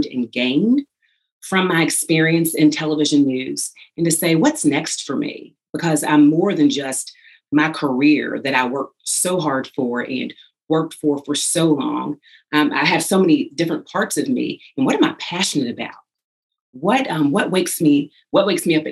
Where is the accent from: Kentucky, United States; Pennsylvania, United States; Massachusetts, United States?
Kentucky, United States; Louisville; I was blessed and fortunate to work in my hometown here in Louisville, Kentucky